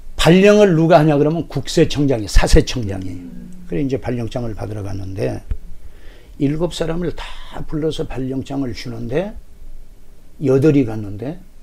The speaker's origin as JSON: {"language": "Korean", "town": "Jindo", "region": "South Jeolla", "country": "South Korea", "tie": "born or raised there", "moved": "yes", "said": "내 고향이 전라남도 진도인데"}